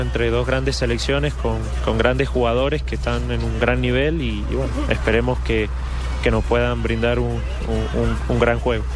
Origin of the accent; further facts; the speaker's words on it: Argentina; now in Colombia; Nací en Argentina, pero mi, mi, digamos, mi profesión, mi carrera eh, futbolística la hice acá